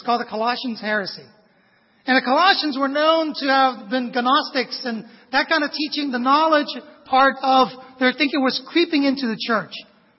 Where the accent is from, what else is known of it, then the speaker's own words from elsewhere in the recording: Vietnam; moved away; I was a foreigner. I was an immigrant from Vietnam.